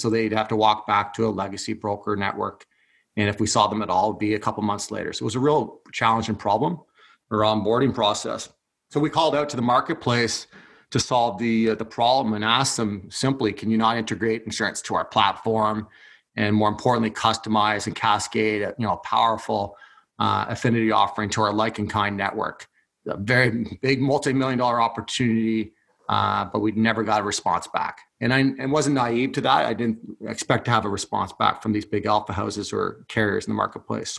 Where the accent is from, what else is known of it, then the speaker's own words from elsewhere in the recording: Haliburton, Ontario, Canada; also born or lived in Scotland; now in Toronto, Canada; I'm originally from born and raised in cottage country on a lake up north in Haliburton